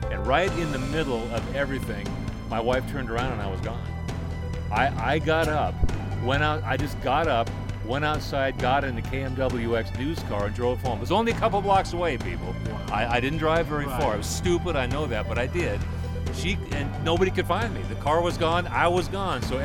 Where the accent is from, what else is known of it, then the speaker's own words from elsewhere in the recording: Seattle, Washington, United States; also born or lived in Yakima; Seattle was my hometown